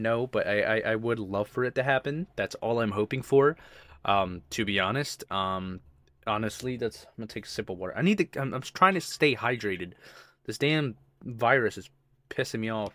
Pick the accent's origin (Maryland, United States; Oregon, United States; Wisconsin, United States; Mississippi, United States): Maryland, United States; Baltimore; moved away; also born or lived in Philadelphia; I was born and raised in, uh, Baltimore